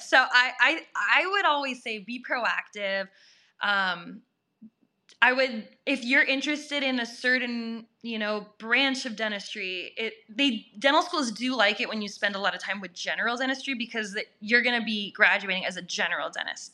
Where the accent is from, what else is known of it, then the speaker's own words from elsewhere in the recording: Minnesota, United States; moved away as an adult; also born or lived in Massachusetts; my home my home state is Minnesota